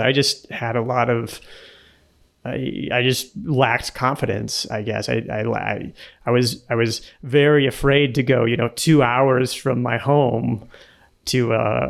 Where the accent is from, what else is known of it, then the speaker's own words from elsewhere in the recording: Nebraska, United States; moved away as an adult; also born or lived in San Jose / San Francisco; now in Colombia; I grew up in Nebraska in the middle of the US